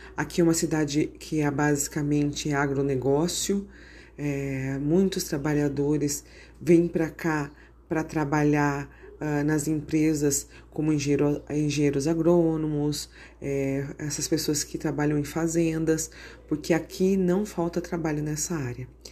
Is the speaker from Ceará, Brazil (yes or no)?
no; São Paulo, Brazil; moved away as an adult; now in Lucas do Rio Verde, Brazil; nós viemos para cá, nós somos paulistas, nós estamos aqui porque nós viemos atrás de oportunidades